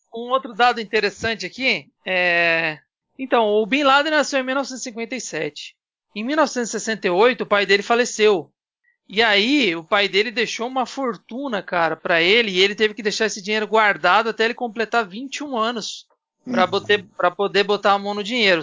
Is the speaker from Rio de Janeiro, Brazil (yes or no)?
no; São Paulo, Brazil; eu sou de São Paulo